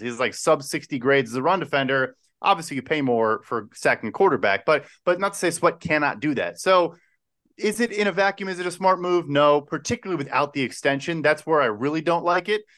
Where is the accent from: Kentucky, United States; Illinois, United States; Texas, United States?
Illinois, United States; Chicago; now in New York, United States; I'm from the Chicago area. I live in New York now, but I'm also moving to Pittsburgh in eight months